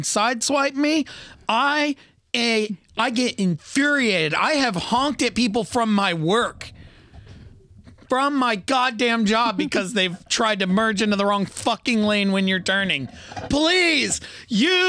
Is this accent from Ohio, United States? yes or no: yes; Ohio, United States; we're from Ohio